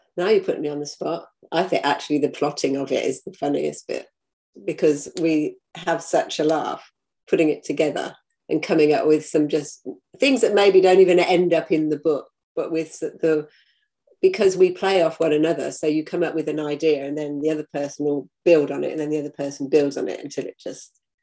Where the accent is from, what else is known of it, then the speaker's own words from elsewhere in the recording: United Kingdom; now in New Zealand; I live in New Zealand and I come from the UK